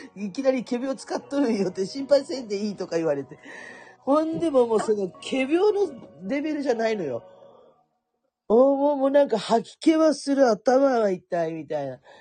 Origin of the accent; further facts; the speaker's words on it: Kurume, Fukuoka, Japan; 福岡のね、私久留米なんですよ